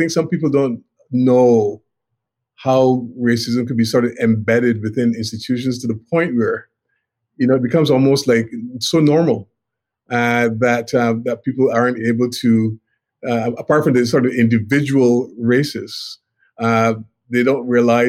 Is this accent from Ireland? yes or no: no; Barbados; I was born in Barbados in the Caribbean